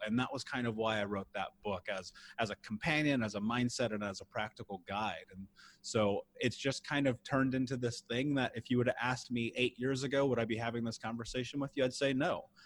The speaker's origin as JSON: {"language": "English", "town": "Indianapolis", "region": "Indiana", "country": "United States", "tie": "born or raised there", "said": "I grew up in the Midwest in Indianapolis"}